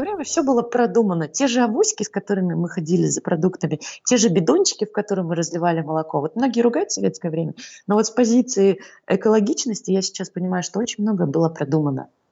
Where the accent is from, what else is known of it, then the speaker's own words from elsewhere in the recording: Saint Petersburg, Russia; moved away as an adult; now in Astana, Kazakhstan; Сама я родилась в Ленинграде.